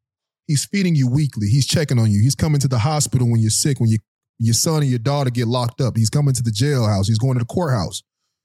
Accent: Guilford, Florida, United States; I went to St. Elizabeth Worship Center growing up in Guilford, Florida.

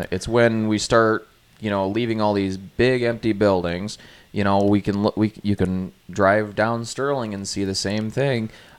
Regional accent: Canada; Partially Canadian. I'm fully Canadian.

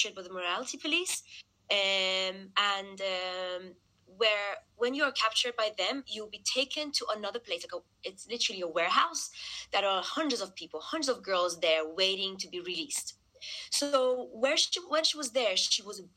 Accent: London, United Kingdom; We are all like around 28, 29, living in London. I was born here

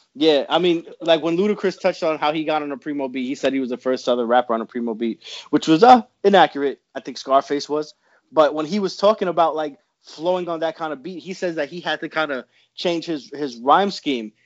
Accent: New York, United States; I'm from New York.

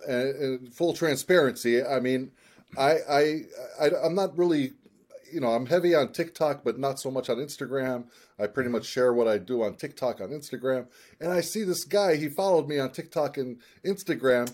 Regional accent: Cleveland, Ohio, United States; moved away; also born or lived in Palestine; I was born in Cleveland.

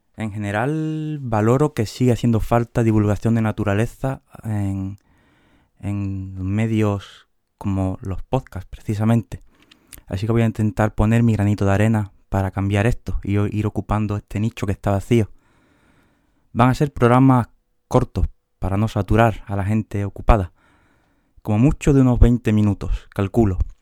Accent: Huelva, Andalusia, Spain; moved away as an adult; now in Seville, Spain; de Huelva, aunque ahora que pienso, casi los últimos 15 años he estado en Sevilla

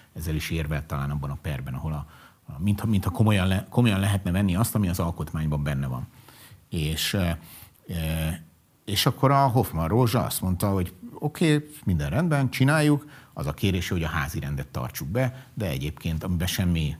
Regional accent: Budapest, Hungary; sose laktam angyalföldön, de angyalföldi srác vagyok, bölcsödétől kezdve gimnázium végéig mindig oda jártam oktatási intézménybe

